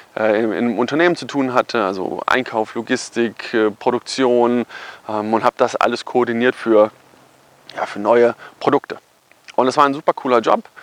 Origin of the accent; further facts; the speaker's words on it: Kassel, Hesse, Germany; also born or lived in Cologne; dann habe ich den Rest wieder in meiner Heimat in Kassel fertig studiert